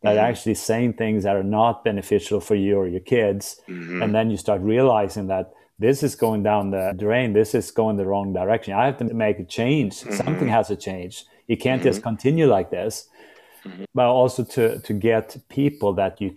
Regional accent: Sweden; moved away; I'm from Sweden originally

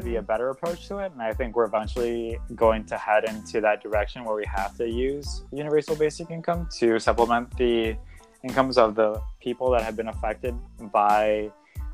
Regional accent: United States; us most excited as American people

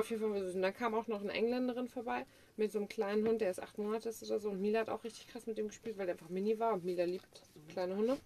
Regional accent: Germany

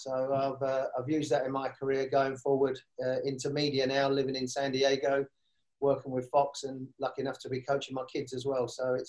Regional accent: London, United Kingdom; also born or lived in Stoke Newington / Walthamstow; I grew up in North London, but then my father, who was in the pub business, he was a publican, we got places over in East London. So a lot of my time I was brought up in East London, North London, and then eventually settled over in a place called Walthamstow

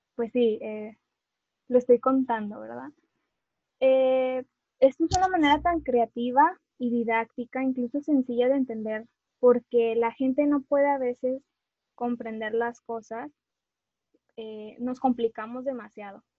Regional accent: Monterrey, Nuevo León, Mexico; una regia

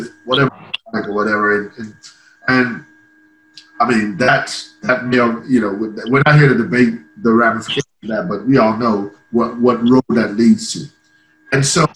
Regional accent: Ireland; moved away; I grew up in Ireland, so the viewpoint is a little bit different

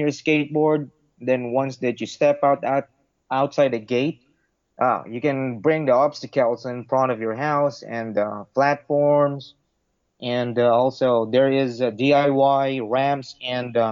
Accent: Parañaque, Metro Manila, Philippines; My hometown is from Sucat, Parañaque

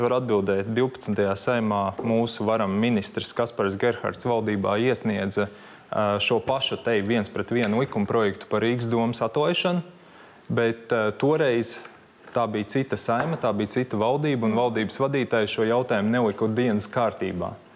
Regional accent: Riga, Latvia; mana dzimtā pilsēta, kurai ļoti daudz stūrus pazīstu

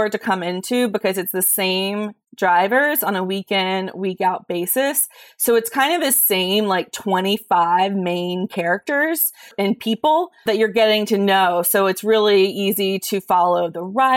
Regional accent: the South, United States; I grew up in the South

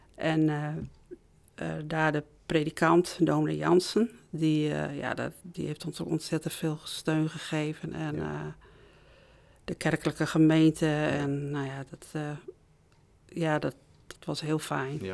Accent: Noordhorn, Groningen, Netherlands; Ik ben opgegroeid in Noordhorn

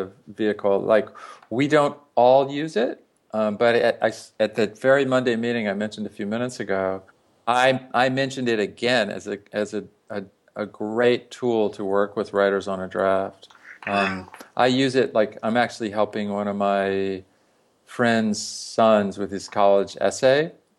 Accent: South Louisiana, United States; moved away as an adult; I grew up in Louisiana, in South Louisiana

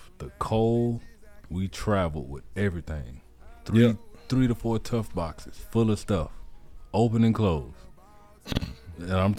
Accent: Oklahoma, United States; I'm from Oklahoma.

